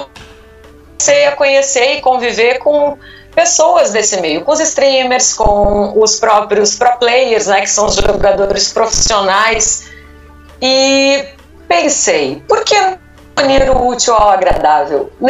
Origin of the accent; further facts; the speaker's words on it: Porto Alegre, Rio Grande do Sul, Brazil; moved away as an adult; now in São Paulo, Brazil; Eu morava em Porto Alegre, sou natural de Porto Alegre e o, a profissão, digamos assim, né, os rumos profissionais me fizeram me mudar para cá